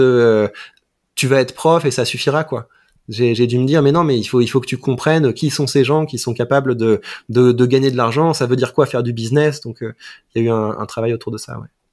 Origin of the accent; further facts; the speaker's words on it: Mantes-la-Jolie, Île-de-France, France; J'ai grandi à Mantes-la-Jolie, donc c'est vraiment la banlieue parisienne